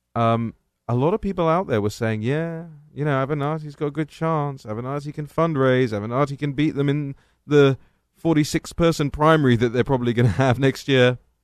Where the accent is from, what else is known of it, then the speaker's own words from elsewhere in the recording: England, United Kingdom; now in Washington, D.C., United States; I'm English.